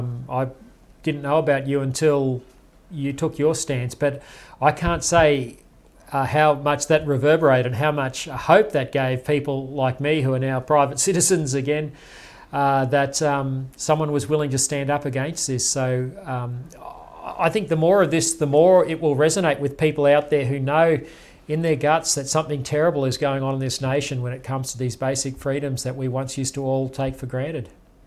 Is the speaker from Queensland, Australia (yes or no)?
yes; Toowoomba, Queensland, Australia; growing up in Toowoomba in Queensland